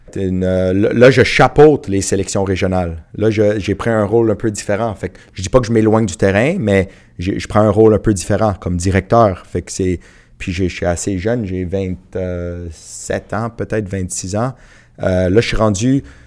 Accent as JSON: {"language": "French", "town": "Montreal", "region": "Quebec", "country": "Canada", "tie": "born or raised there", "said": "j'ai grandi à rivière des prairies"}